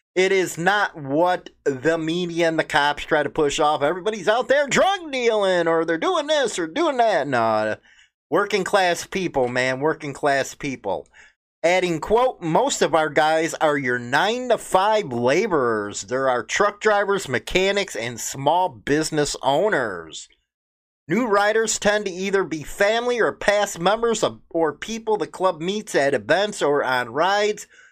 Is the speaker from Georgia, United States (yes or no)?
no; Chicago, Illinois, United States; Chicago. Yeah, my hometown